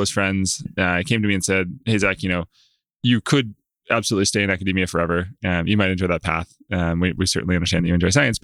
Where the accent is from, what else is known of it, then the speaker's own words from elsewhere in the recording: Clemmons, North Carolina, United States; I grew up in Central North Carolina. Small town, kind of outside